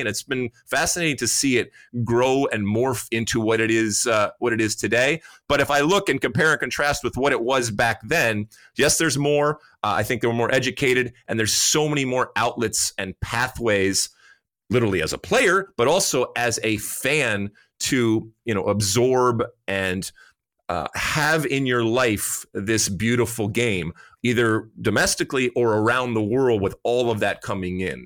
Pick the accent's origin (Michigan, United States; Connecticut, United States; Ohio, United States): Michigan, United States; Detroit; I grew up in Detroit